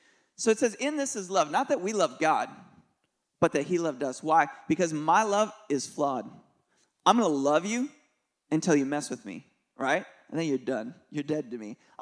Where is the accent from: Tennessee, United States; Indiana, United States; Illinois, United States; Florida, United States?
Tennessee, United States; Nashville; We're from Nashville, Tennessee area, and we do something called Kingdom Youth Conference.